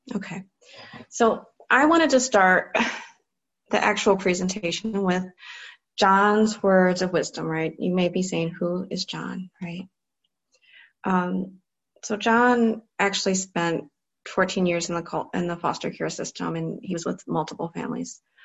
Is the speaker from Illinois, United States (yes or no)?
no; Cleveland, Ohio, United States; I grew up in Cleveland, Ohio, so I was in the Cleveland public school system.